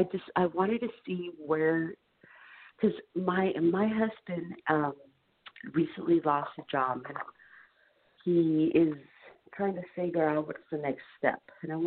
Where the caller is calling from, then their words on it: California, United States; I'm calling from California.